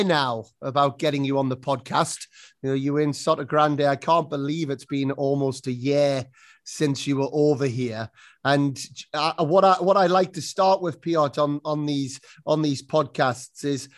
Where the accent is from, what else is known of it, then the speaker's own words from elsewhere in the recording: United Kingdom; moved away as an adult; now in Spain; being British